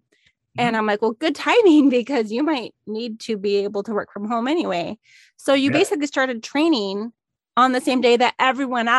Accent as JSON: {"language": "English", "region": "Minnesota", "country": "United States", "tie": "born or raised there", "moved": "yes", "lives_now": "Arizona, United States", "said": "we're both from Minnesota"}